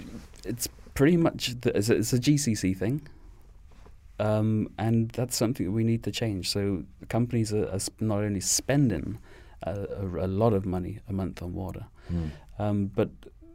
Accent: England, United Kingdom; born there; moved away; Me personally, I am from England, born in England, but I grew up here. So I came here in the 90s with my family.

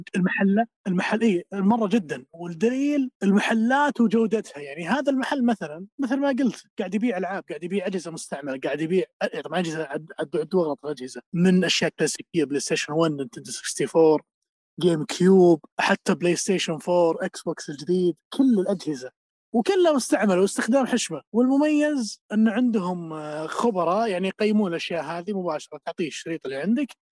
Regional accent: Saudi Arabia; عندنا في السعوديه

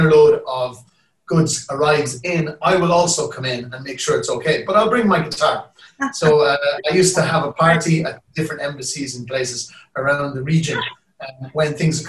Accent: Ireland; moved away as an adult; also born or lived in Canada; now in Dubai, United Arab Emirates; us as Irish

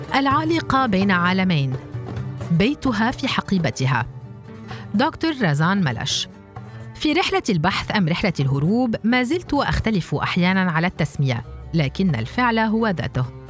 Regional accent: Palestine; moved away as an adult; في بلادنا فلسطين

